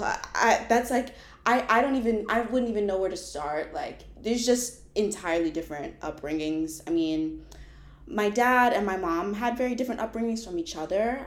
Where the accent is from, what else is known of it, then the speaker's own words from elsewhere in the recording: Tampa, Florida, United States; moved away as an adult; also born or lived in Kissimmee, Florida; now in Philadelphia, United States; originally I'm from Florida. I'm from Tampa, Florida